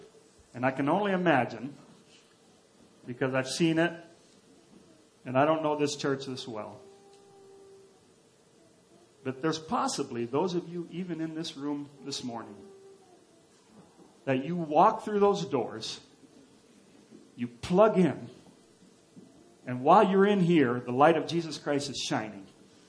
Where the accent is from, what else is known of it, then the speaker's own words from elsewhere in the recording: Papua, Indonesia; Where I grew up in Papua or Irianjaya, we lived in a very remote place, and we had nothing.